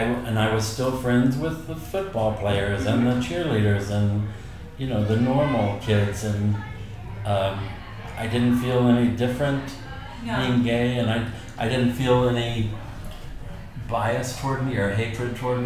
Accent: Joplin, Missouri, United States; moved away as an adult; also born or lived in New York City; now in Hendersonville, United States; I'm originally from Joplin, Missouri, but I moved to New York when I was 19 and to go to Juilliard

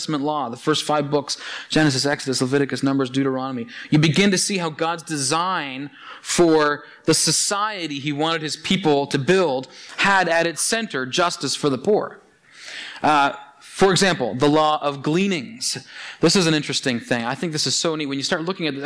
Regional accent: Annapolis Valley, Nova Scotia, Canada; I grew up in the Annapolis Valley, and of course, being a good valley boy, I worked picking apples for 10 years

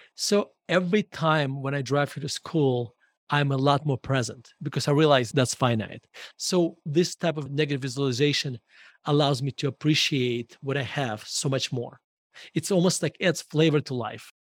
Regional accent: Murmansk, Murmansk Oblast, Russia; English is a second language; moved away as an adult; now in Denver, United States; I was born in Murmansk, Russia

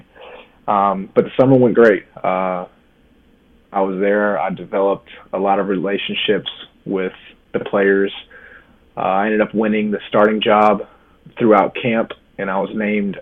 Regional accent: Lexington, Kentucky, United States; moved away as an adult; also born or lived in Louisville, Kentucky; now in New Jersey, United States; I was born and raised in Lexington, Kentucky.

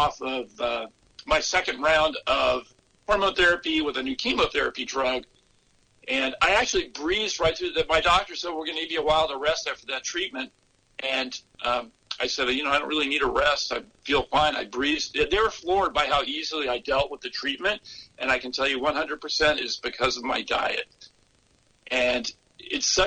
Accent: the South, United States; moved away; also born or lived in California; I grew up in the South, and I had grown up and lived the traditional standard American diet

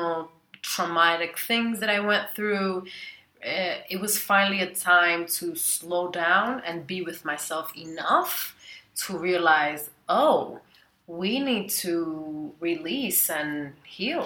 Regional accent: northern New Jersey, United States; also born or lived in Dominican Republic / New York; now in Chiang Mai, Thailand; raised in the northern jungles of northern New Jersey and some of New York

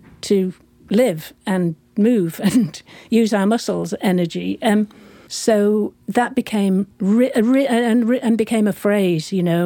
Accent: United Kingdom; moved away as an adult; also born or lived in San Francisco; being British, I was on a visa, a short-term visa

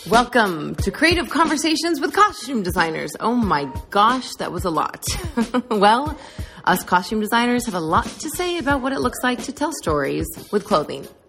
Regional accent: Canada; i am also canadian

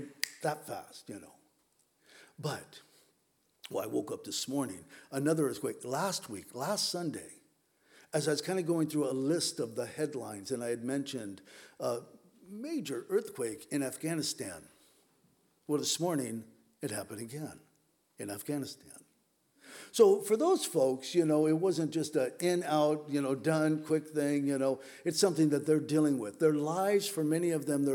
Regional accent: Southern California, United States; moved away as an adult; now in Whidbey Island, United States; I grew up in Southern California

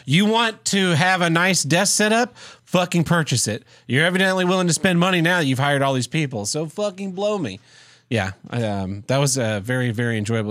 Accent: Tulsa, Oklahoma, United States; I'll be moving away from Tulsa, my hometown

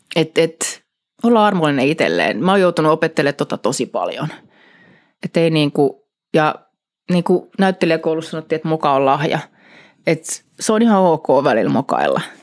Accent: Helsinki, Uusimaa, Finland; moved away as an adult; Helsingissä Kannelmäestä kotoisin kuule getosta.

